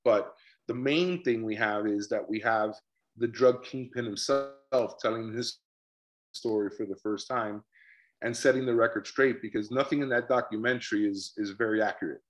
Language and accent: English; Miami, Florida, United States; we're two guys from Miami.